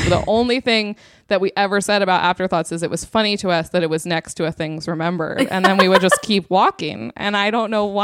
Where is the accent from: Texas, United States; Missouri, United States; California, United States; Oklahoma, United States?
California, United States; Southern; I'm also from Southern California